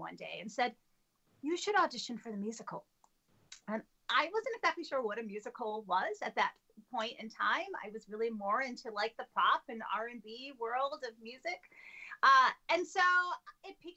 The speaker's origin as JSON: {"language": "English", "town": "Lansing", "region": "Michigan", "country": "United States", "tie": "born or raised there", "said": "I grew up in Lansing, Michigan, the capital. We Michiganders"}